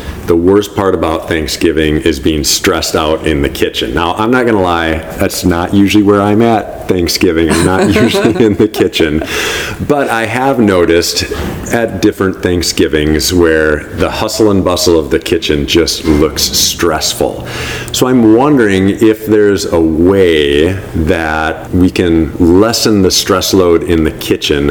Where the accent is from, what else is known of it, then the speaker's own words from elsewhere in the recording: Milwaukee, Wisconsin, United States; accent: Milwaukee; my Milwaukee accent